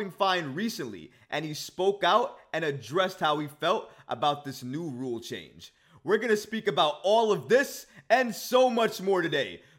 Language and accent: English; New York, United States; I'm from New York. I grew up in New York.